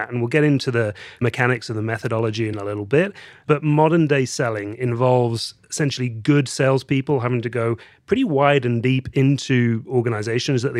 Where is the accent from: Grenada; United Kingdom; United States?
United Kingdom; England; So, let's start with the fact that I am English. I was born in the uh, beautiful countryside in the north of England.